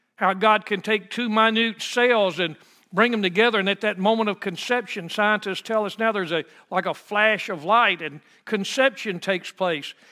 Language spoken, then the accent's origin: English; United States; as American Christians